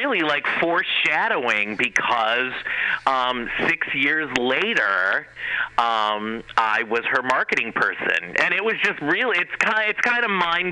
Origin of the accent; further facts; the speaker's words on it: Cleveland, Ohio, United States; moved away as an adult; also born or lived in Los Angeles, California; Ohio, where I'm originally from. I'm from Cleveland, Ohio